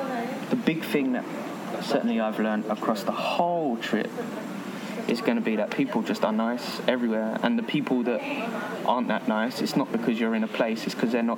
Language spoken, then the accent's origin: English; England, United Kingdom; The most reaction to me being English comes after people being excited that I'm with a Greek.